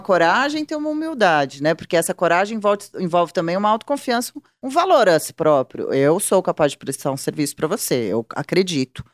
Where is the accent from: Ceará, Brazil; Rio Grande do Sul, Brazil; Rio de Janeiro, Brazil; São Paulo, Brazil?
São Paulo, Brazil; eu sou jornalista, eu tenho 42 anos, sou de São Paulo